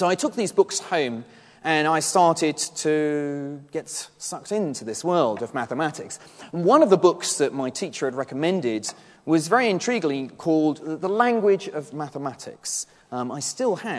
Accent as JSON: {"language": "English", "town": "Henley-on-Thames", "region": "South East England", "country": "United Kingdom", "tie": "born or raised there", "said": "I grew up in Henley-on-Thames, here in Oxfordshire"}